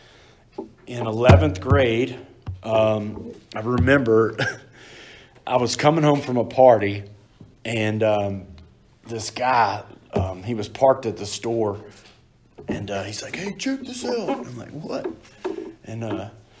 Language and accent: English; Texas, United States; moved away; I'm from Texas